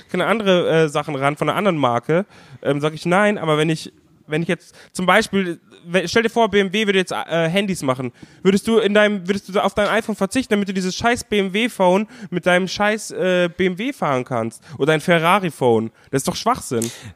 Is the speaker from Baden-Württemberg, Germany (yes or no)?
no; Bavaria, Germany; ich als Bayer